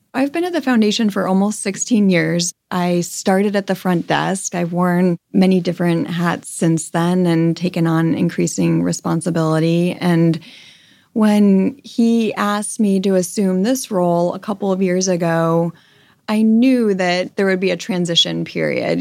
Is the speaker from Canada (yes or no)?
no; Connecticut, United States; now in Los Angeles, United States; I grew up in a suburb in Connecticut. I had a very charmed childhood